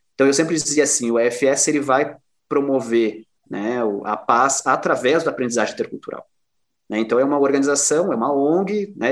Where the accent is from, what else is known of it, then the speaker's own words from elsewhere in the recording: Cruz Alta, Rio Grande do Sul, Brazil; also born or lived in Porto Alegre; now in Erechim, Brazil; A gente brinca assim, eu saí de Cruz Alta, mas Cruz Alta não saiu de mim.